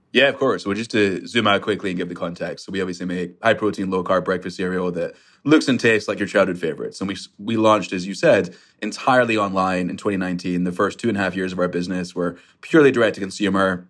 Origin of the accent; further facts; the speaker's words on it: Scotland, United Kingdom; now in New York, United States; I grew up in Scotland